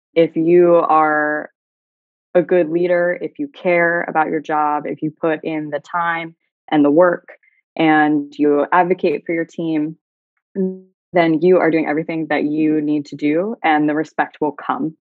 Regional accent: United States; moved away as an adult; now in Dubai, United Arab Emirates; as an American

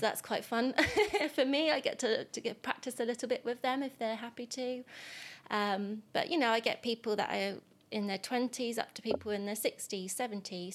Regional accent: England, United Kingdom; first language English; I am an English person

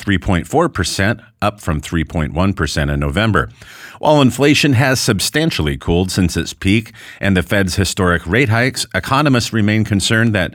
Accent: United States; us as American reverse mortgage professionals

